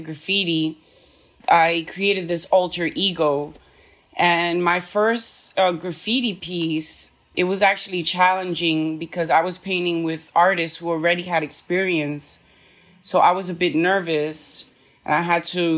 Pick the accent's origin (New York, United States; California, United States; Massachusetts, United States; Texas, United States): New York, United States; New York City; I'm from New York City